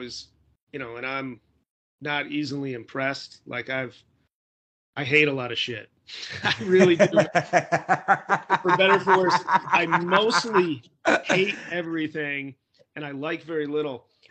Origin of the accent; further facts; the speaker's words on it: Chicago, Illinois, United States; now in Los Angeles, United States; I'm from Chicago originally